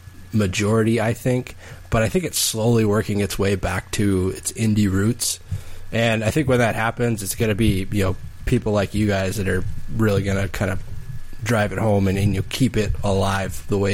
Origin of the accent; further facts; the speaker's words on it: the Northwest, Pacific Northwest, United States; We're from the Northwest.